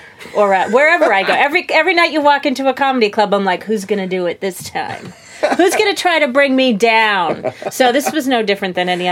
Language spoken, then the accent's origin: English; Revere, Massachusetts, United States; I was born and raised in Revere, just on the edge of Boston.